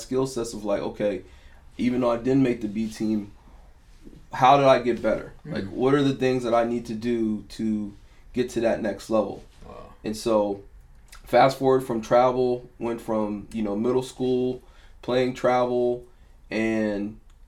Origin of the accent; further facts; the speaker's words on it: Herndon, Virginia, United States; also born or lived in Centreville, Virginia; once we moved from Centerville to Herndon, I was in the fourth grade